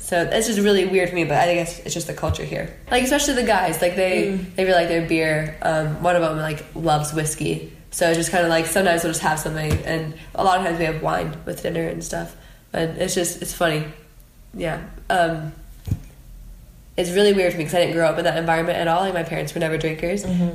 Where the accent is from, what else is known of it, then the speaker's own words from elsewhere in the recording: United States; moved away as an adult; being an American